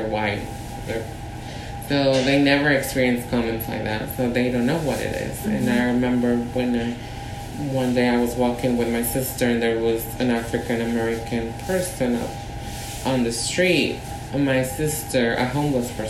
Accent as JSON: {"language": "English", "region": "Mexico City", "country": "Mexico", "tie": "born or raised there", "moved": "yes", "lives_now": "San Francisco, United States", "said": "we were born and raised in Mexico City"}